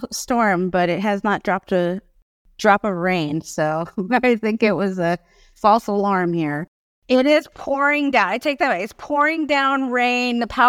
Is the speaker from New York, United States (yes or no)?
no; Palola Valley, Hawaii, United States; I'm born and raised on the island of Oahu. I'm from Palola Valley. And I've been growing up picking taro